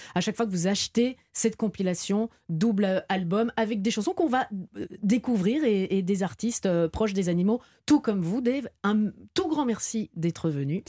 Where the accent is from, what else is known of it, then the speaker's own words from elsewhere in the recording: Belgium; Chez moi en Belgique, il y a un petit village à côté de chez moi